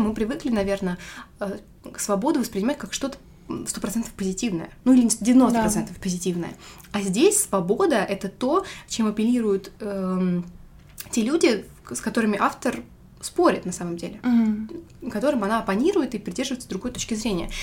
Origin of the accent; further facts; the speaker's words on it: Russia; как настоящий русский человек